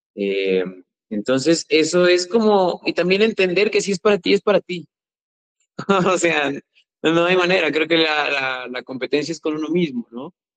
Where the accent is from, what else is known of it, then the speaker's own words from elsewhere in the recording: Chiapas, Mexico; soy chiapaneco